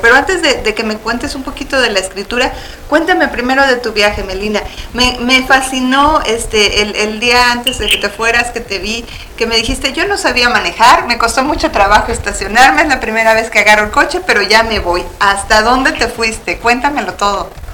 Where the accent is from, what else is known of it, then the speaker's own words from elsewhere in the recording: Mexico; now in Phoenix, United States; todas somos este, nacidas en México